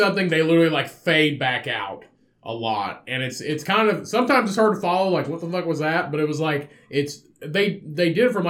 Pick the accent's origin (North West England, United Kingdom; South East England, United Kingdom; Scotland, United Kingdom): North West England, United Kingdom; Liverpool; I grew up in Liverpool.